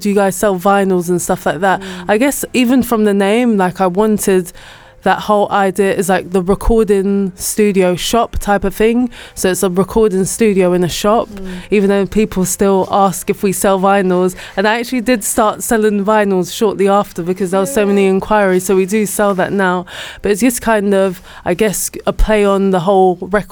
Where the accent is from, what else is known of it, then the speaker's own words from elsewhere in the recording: London, United Kingdom; That's not where I grew up, but I am from North London